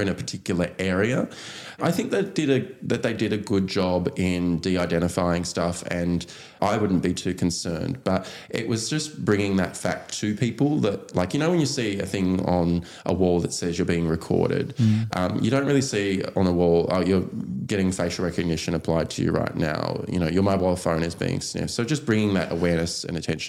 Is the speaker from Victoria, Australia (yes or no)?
no; Tasmania, Australia; also born or lived in Sunshine Coast / Melbourne / Brisbane; now in Sydney, Australia; I grew up in Tasmania. Then I lived on the Sunshine Coast with the parents. Moved down to Sydney